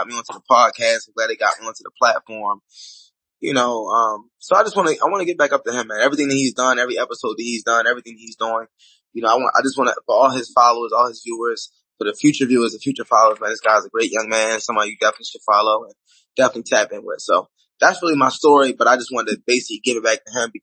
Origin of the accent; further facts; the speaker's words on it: Baltimore, Maryland, United States; I grew up in Baltimore, Maryland.